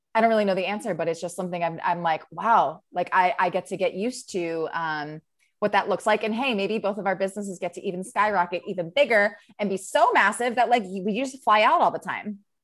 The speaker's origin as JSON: {"language": "English", "region": "Maryland", "country": "United States", "also_born_or_lived": "New York", "moved": "yes", "lives_now": "California, United States", "said": "I'm from Maryland."}